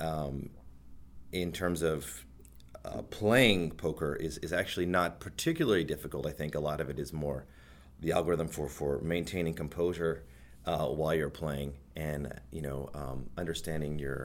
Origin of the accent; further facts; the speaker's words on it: Houston, Texas, United States; moved away as an adult; now in Toronto, Canada; I grew up in Houston, Texas, lived there my entire life